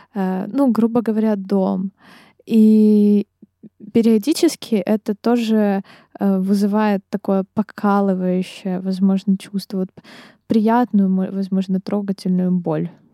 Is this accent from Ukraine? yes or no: yes; Dnipro, Dnipropetrovsk Oblast, Ukraine; now in Kyiv, Ukraine; я из Днепра